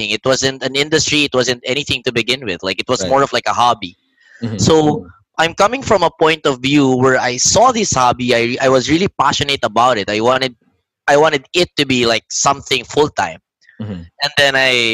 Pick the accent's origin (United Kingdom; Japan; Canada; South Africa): Japan; also born or lived in Manila, Philippines; now in Philippines; I grew up in Japan and I can speak Japanese.